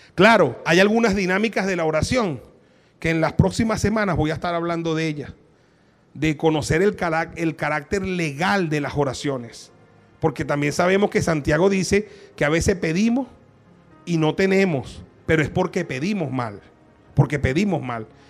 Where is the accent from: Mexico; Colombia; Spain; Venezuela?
Venezuela; a los venezolanos nos ha dado una capacidad de resiliencia